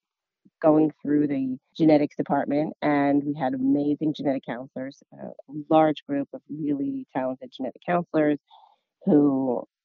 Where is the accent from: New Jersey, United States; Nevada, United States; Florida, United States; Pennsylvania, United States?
New Jersey, United States; I'm from New Jersey